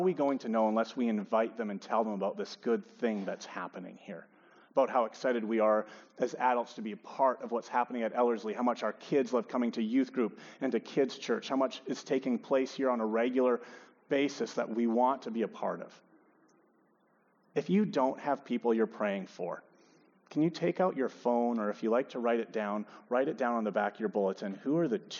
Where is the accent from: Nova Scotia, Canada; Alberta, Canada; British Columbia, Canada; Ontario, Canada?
Alberta, Canada; Edmonton; also born or lived in Regina; I'm born and raised in Edmonton